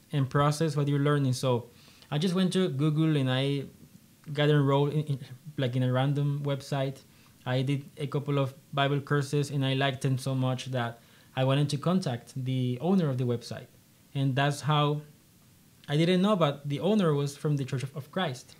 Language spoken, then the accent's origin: English; Colombia; also born or lived in Honduras; I am uh, one of three siblings, and um, I'm from Colombia.